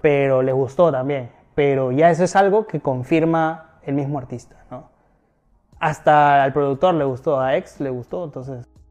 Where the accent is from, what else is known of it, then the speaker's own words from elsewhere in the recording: Lima, Peru; moved away as an adult; now in Miami, United States; Yo no soy de la Victoria, yo soy de Cercado de ah. Lima